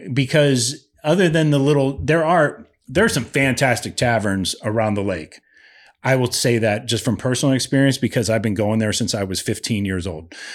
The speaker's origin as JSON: {"language": "English", "town": "Lake Milton", "region": "Ohio", "country": "United States", "tie": "born or raised there", "moved": "yes", "said": "I grew up in Lake Milton"}